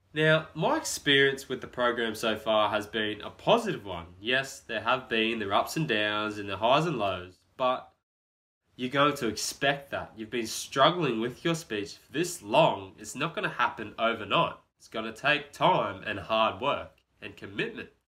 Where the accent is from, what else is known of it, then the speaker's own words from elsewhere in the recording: Brisbane, Queensland, Australia; born and raised in Brisbane, Australia